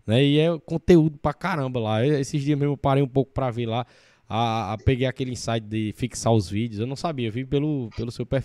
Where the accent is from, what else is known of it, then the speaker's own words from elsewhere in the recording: Paraíba, Brazil; da minha região, da Paraíba, né, com um sotaque parecido com o meu